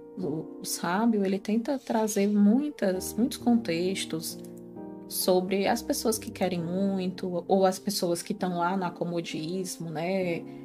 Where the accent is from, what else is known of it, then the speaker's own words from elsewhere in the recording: Ceará, Brazil; now in Portugal; para quem é do Ceará, nós é. somos cearense, com muito orgulho, nordestino